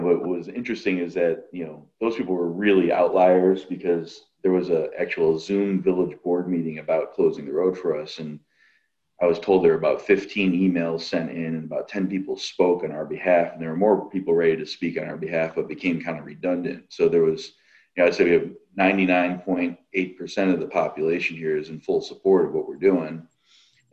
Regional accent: New York, United States; now in Illinois, United States; I'm originally from New York State

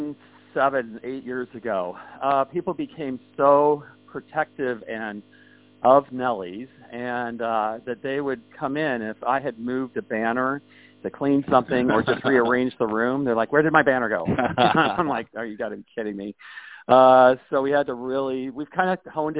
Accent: Kansas, United States; I come from there from Kansas, and they actually moved there in like 1850

